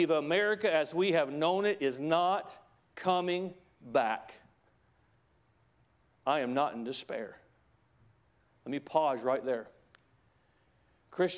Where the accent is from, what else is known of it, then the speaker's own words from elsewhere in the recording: United States; As an American